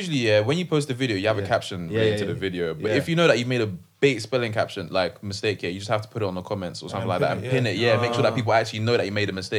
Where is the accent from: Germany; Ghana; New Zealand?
Ghana; Yeah, I'm Ghanaian.